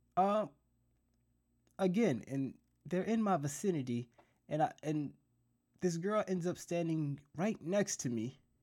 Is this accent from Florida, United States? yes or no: yes; South Florida, United States; I'm from South Florida